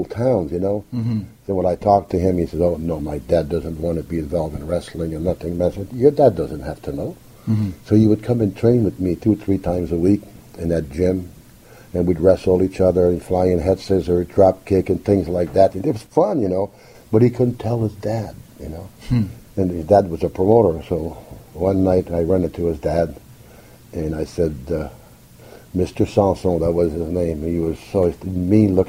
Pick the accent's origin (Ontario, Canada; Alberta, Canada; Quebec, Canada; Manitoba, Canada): Quebec, Canada; Montreal; born or raised there; English is a second language; moved away as an adult